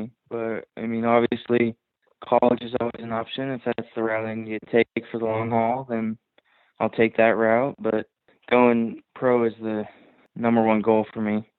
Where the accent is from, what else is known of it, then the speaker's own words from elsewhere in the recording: Ohio, United States; also born or lived in Miami, Florida; I was born in Miami, moved to Ohio